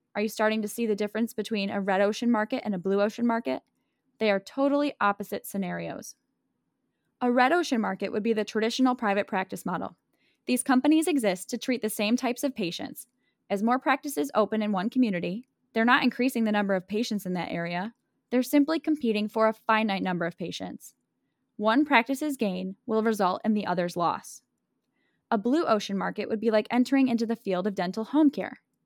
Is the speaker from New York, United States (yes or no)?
yes; Buffalo, New York, United States; my hometown of Buffalo, New York